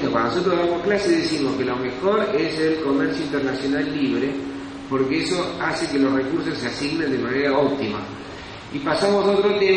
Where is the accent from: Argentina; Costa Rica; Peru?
Argentina